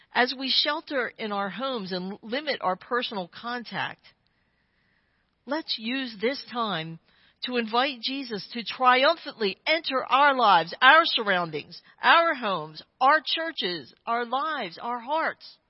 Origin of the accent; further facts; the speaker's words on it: Claymont, Delaware, United States; my hometown, Claymont, Delaware